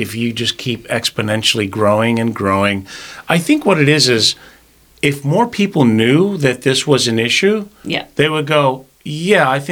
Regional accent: New York, United States; I'm a New Yorker

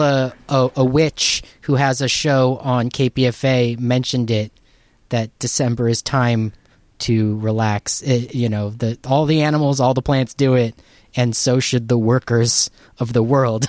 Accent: Southern California, United States; I was born and raised in Southern California in the nineties

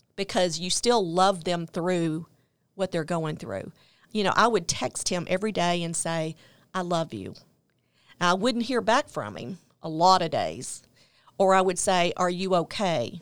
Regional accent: Memphis, Tennessee, United States; I grew up in Memphis, Tennessee.

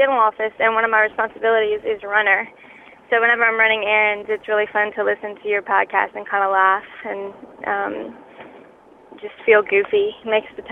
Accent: Lafayette, Louisiana, United States; I'm from Lafayette, Louisiana, the heart of Cajun country

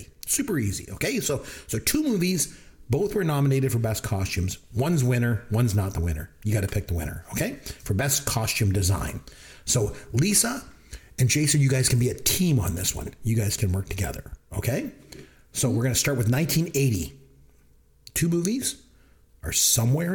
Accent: Canada; I'm Canadian

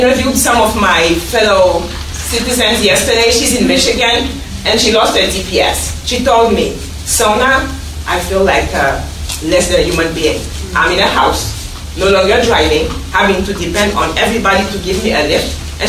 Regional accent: Guinea; also born or lived in Kenya; now in Washington, D.C., United States; I'm from Guinea, and all my life I was working

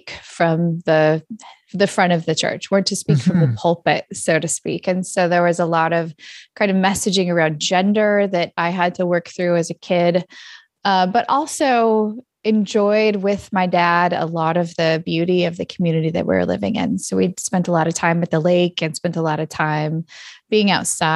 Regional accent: Redding, California, United States; moved away as an adult; also born or lived in Minneapolis-St. Paul, Minnesota; now in Minneapolis, United States; I grew up in Northern California in a little city called Redding

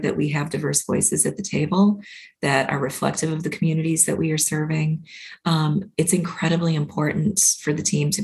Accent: Minnesota, United States; I grew up in Minnesota

